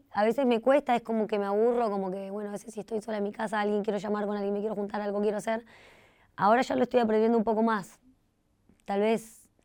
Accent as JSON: {"language": "Spanish", "country": "Costa Rica", "moved": "yes", "said": "Viví con ella, bueno, desde que me vine de Costa Rica"}